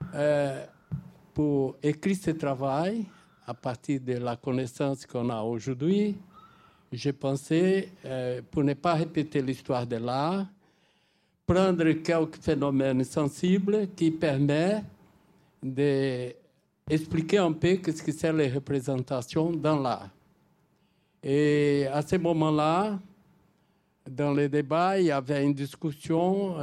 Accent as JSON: {"language": "French", "country": "Brazil", "said": "Je suis brésilien, voisin de l'Argentine"}